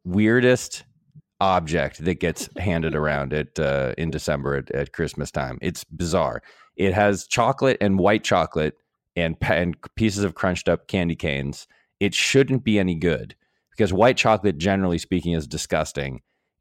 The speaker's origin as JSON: {"language": "English", "region": "New England", "country": "United States", "said": "I'm from the part of the country where this was invented, man. I'm from New England."}